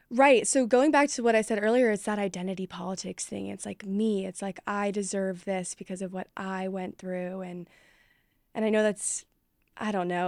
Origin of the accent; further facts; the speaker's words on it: Dallas, Texas, United States; And I was from Dallas. It wasn't like I was from some podunk rural town